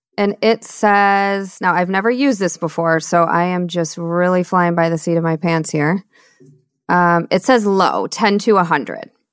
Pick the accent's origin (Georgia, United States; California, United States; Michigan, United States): Michigan, United States; moved away; also born or lived in Seattle / Austin, Texas; I'm born and raised in Michigan